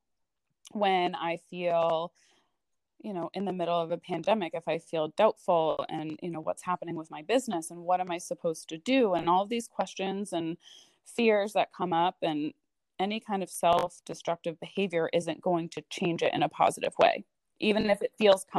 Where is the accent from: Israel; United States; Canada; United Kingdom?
United States; southern New Hampshire; moved away as an adult; also born or lived in Boston area, Massachusetts; now in Maine, United States; I moved to southern New Hampshire when I was, I think, like 10. So I lived there until I was about 18